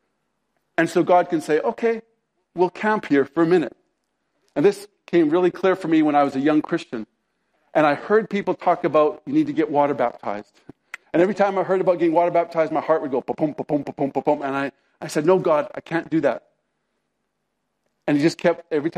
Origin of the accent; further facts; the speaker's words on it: Canada; I'm a Canadian